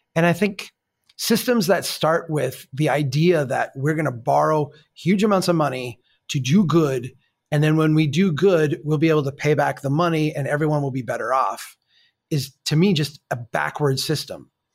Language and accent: English; Minnesota, United States; I'm from Minnesota